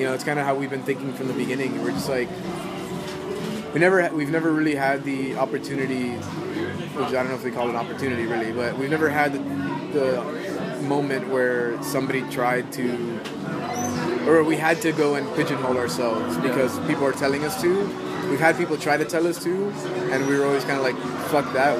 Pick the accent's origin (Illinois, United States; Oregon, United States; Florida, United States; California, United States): Florida, United States; Miami; growing up in Miami